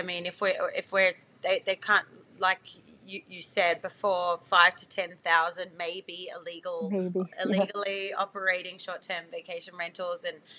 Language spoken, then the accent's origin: English; Australia; especially as an Australian